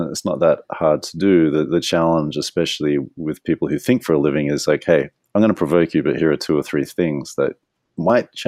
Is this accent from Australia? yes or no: yes; Australia; I'm Australian